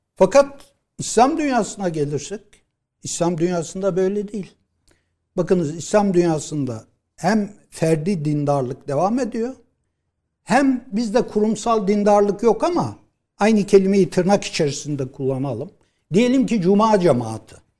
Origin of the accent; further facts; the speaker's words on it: Black Sea Region, Turkey; Ben Karadenizliyim